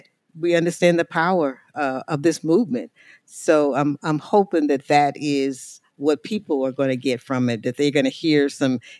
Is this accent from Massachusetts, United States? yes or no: no; St. Louis, Missouri, United States; I hail from St. Louis, Missouri. That's where I've done most of my organizing work.